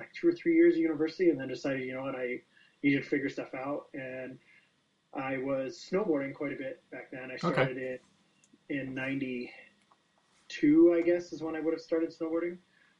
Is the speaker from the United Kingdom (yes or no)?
no; Calgary, Alberta, Canada; I'm from Calgary, Alberta, Canada.